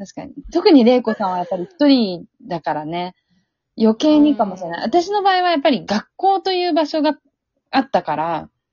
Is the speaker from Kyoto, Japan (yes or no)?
yes; northern Kyoto Prefecture, Japan; accent: northern Kyoto dialect, similar to northern Hyogo and Fukui; もともと京都の南の方生まれなんですけど、まあちっちゃい頃にいろんなこう転勤を繰り返して、あの、うんうん、北の方に行った